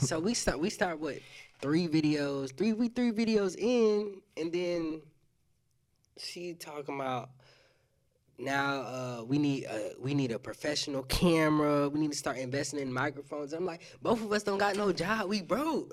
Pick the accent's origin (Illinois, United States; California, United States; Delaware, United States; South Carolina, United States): South Carolina, United States; now in Pensacola, United States; I'm not originally from Pensacola either. I'm from South Carolina